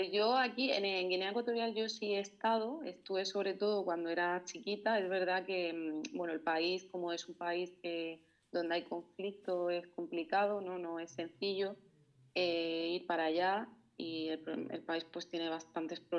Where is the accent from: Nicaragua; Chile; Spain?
Spain; Region of Murcia; born there; Soy nacida en España, en concreto en la región de Murcia, que es la región que está al sureste, que hace frontera con Andalucía y, con Valencia.